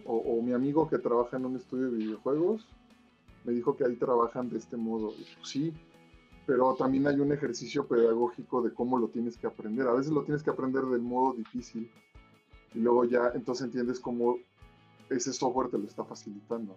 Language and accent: Spanish; Mexico; como mexicanos